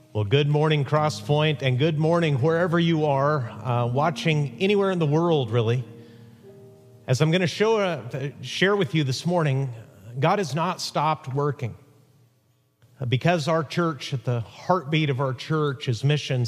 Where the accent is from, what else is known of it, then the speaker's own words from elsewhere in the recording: Huntington Beach, California, United States; My hometown, Huntington Beach, California